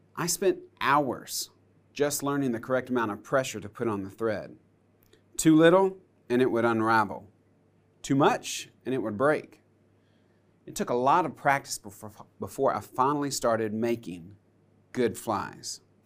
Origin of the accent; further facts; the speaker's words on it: United States; I grew up on Lake Hartwell